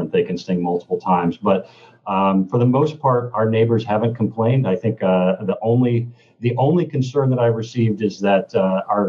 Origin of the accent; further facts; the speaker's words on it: Kentucky, United States; moved away; also born or lived in Seattle / Chicago; growing up in Kentucky